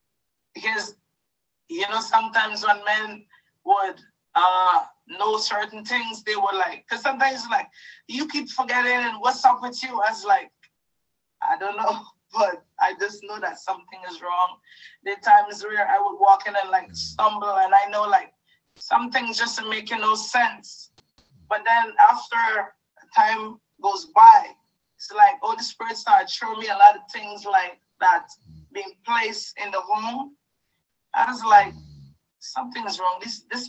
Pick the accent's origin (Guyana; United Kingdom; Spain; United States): Guyana; moved away; Because when I came into this country, I came from Guyana. And my whole life, it was a lot of ups and downs.